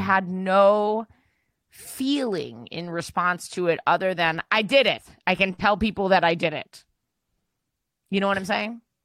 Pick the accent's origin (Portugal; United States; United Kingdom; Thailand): United States; New York; big Chinese immigrant population. Also, we have a lot of Jews, myself included